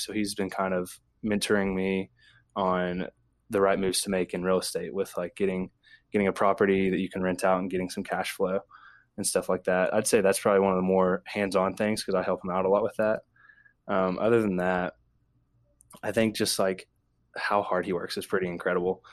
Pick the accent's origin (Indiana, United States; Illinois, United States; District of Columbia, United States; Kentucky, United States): Kentucky, United States; Ashland; now in Lexington, United States; I'm from Ashland, Kentucky, uh, born and raised